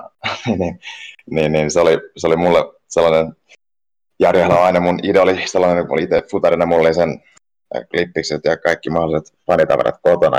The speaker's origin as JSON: {"language": "Finnish", "town": "Turku", "region": "Southwest Finland", "country": "Finland", "tie": "born or raised there", "also_born_or_lived": "Ostrobothnia / Africa", "said": "mä oon syntynyt tuolla Pohjanmaalla ja, ja tota, sitten elänyt aika sellaisen kansainvälisen elämään, että mä oon ollut pienestä lähtien asuin Afrikassa vähän se jo ja, ja perheen kanssa ja, ja sitten niin, niin, muuten lapsuuden Tur, Turun seudulla"}